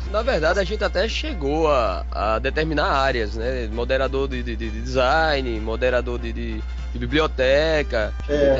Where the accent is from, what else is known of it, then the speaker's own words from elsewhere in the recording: Pernambuco, Brazil; accent: matuto; O pernambucano aqui, fala matuto, né? mas é, o sotaquezinho é um pouquinho diferente do de vocês